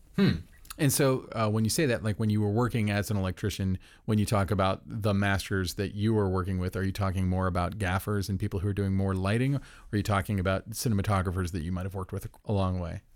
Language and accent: English; Orlando, Florida, United States; I'm from Orlando